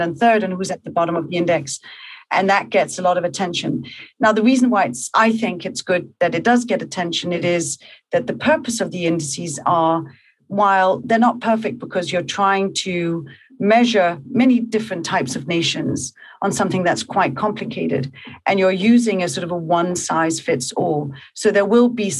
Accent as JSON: {"language": "English", "town": "Copenhagen", "region": "Capital Region of Denmark", "country": "Denmark", "also_born_or_lived": "New York", "moved": "as an adult", "said": "I'm from Copenhagen. And I moved to New York"}